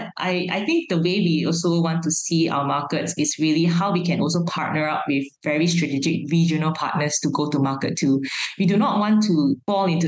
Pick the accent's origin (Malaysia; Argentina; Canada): Malaysia; as Malaysian startups. First of all, we are living in a multi-ethnic, multi-racial country